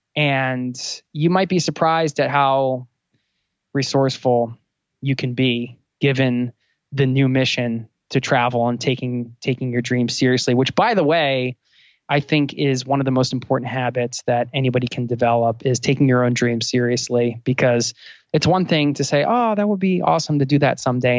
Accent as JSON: {"language": "English", "area": "outside of Philadelphia", "region": "Pennsylvania", "country": "United States", "tie": "born or raised there", "said": "I also was born outside of Philadelphia"}